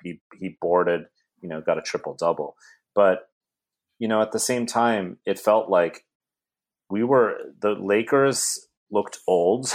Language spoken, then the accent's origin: English; South Bay, Bay Area, California, United States; as a little kid growing up in the Bay Area, I'm from the South Bay